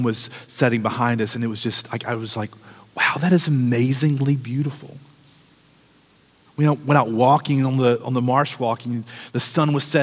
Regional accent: United States; as American Christians

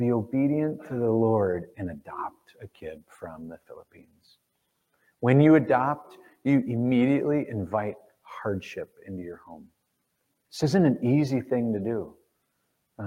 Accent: Cincinnati, Ohio, United States; we're from Cincinnati.

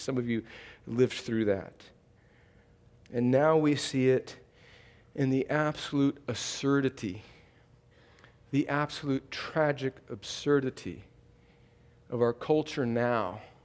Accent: desert in Southern California, United States; now in Columbus, Georgia, United States; I live here in Columbus, Georgia, but I grew up in a place in, in the desert in California where it never rains.

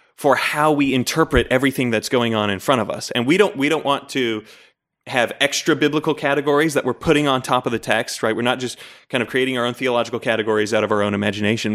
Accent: Layton, Utah, United States; also born or lived in Fairfax, Virginia; when I was nine months old, we moved to Layton, Utah

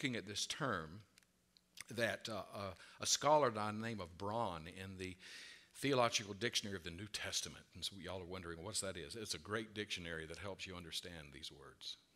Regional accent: the South, United States; I was raised in the South

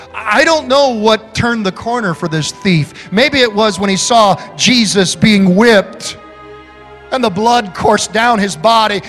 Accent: Holland, Michigan, United States; when I was 12 years old growing up in Holland, Michigan

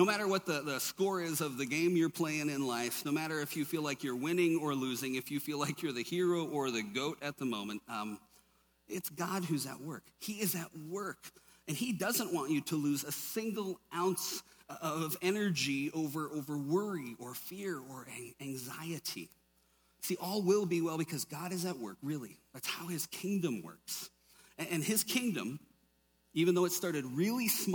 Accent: Minnesota, United States; grew up in Minnesota, lots of us Irish and Germans up there

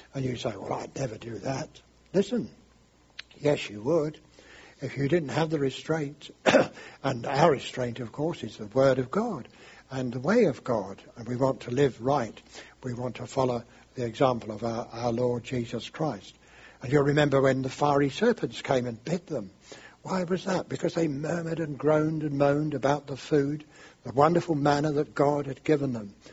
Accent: London, United Kingdom; I'm English and I come from London, and uh, we speak in a special way there

